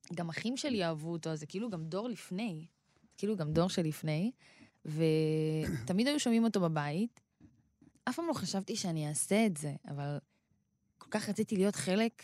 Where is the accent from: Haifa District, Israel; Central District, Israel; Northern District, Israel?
Central District, Israel; Rehovot; אני באה מקריית משה ברחובות, שזו שכונה של שרוב התושבים בה הם אה, מהקה, מהקהילה האתיופית